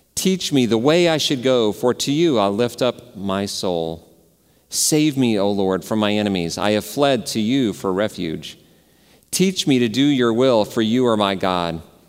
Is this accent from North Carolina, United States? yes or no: no; Dallas, Texas, United States; I grew up in Dallas